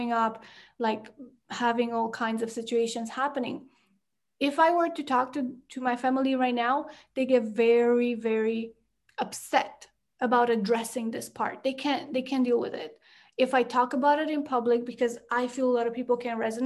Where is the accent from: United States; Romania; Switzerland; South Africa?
Romania; moved away as an adult; also born or lived in Canada; I grew up in Romania and we lived in the village for a lot of my life till third grade